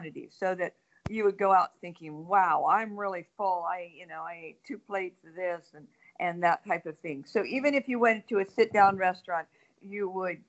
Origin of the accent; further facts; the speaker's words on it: Minnesota, United States; growing up in Minnesota, my parents maybe ate out once a month